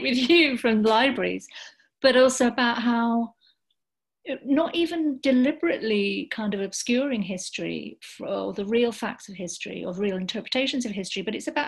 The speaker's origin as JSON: {"language": "English", "town": "Sheffield", "region": "Yorkshire and the Humber", "country": "United Kingdom", "tie": "born or raised there", "moved": "yes", "lives_now": "London, United Kingdom", "said": "I grew up in Sheffield"}